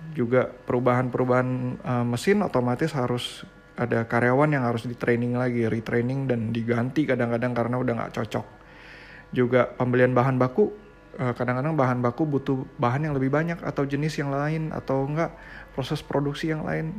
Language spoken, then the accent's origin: Indonesian; Indonesia